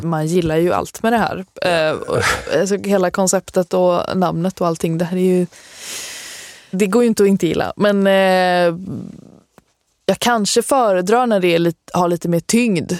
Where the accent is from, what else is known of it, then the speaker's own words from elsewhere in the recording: Halmstad, Halland County, Sweden; Jag kommer från Halmstad.